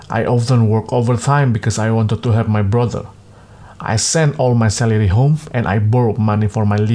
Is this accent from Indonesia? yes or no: yes; Tegal, Central Java, Indonesia; born there; I was born in Tegal Regency, central Java. I am 36 year old and I am the seventh of nine children.